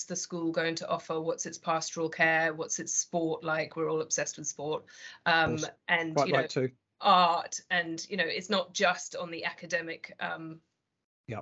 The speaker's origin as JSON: {"language": "English", "region": "England", "country": "United Kingdom", "moved": "yes", "lives_now": "Australia", "said": "I am English"}